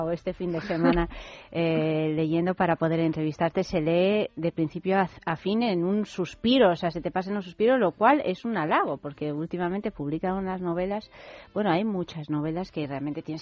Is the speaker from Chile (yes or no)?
no; Italy; Además, yo que soy italiana, digo, fíjate, yo esto lo quiero probar.